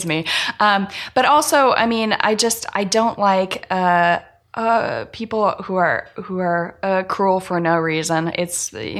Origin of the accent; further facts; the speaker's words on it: Stockton, California, United States; I grew up in Stockton, California, which was rated the worst city in the America